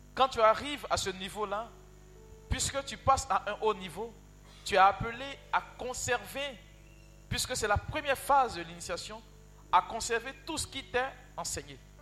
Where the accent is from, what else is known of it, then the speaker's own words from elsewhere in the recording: Yopougon, Abidjan, Côte d’Ivoire; Chez nous, à Yopougon